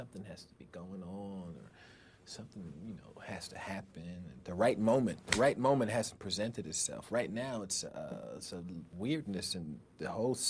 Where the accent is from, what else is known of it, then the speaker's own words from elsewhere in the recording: New York, United States; I said, "Hey, yeah, I'm the comedian. … I'm from Long Island."